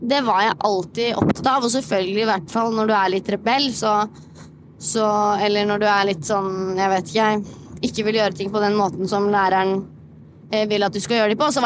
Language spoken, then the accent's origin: Norwegian; Moss, Østfold, Norway; now in Oslo, Norway; Så for eksempel når jeg flyttet til Oslo fra Moss, da var det jo sånn Ja, ja, jeg, jeg kan jo bare gjøre